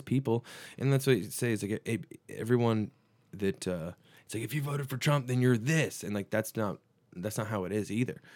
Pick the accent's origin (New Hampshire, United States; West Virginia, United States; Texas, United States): Texas, United States; we're from Texas